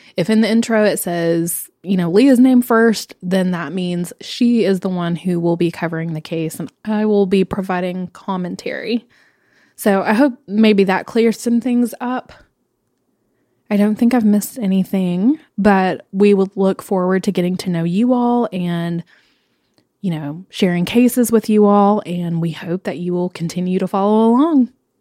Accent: Knoxville, Tennessee, United States; I grew up here in Knoxville

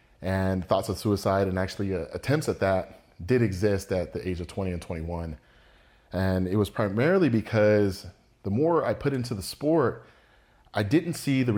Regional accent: Seattle, Washington, United States; I was raised in Seattle, Washington.

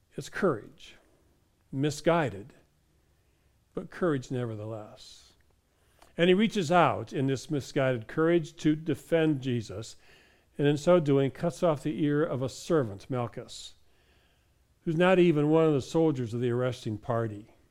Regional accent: Michigan, United States; I was raised in Michigan

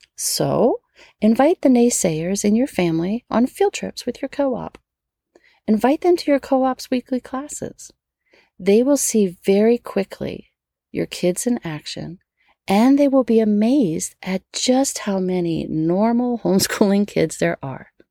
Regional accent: Metairie, Louisiana, United States; born or raised there

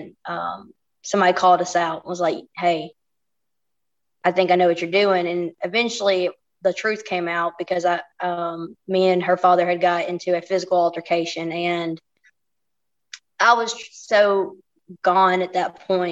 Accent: Anniston, Alabama, United States; also born or lived in Monterey, California; I'm originally from Anniston, Alabama

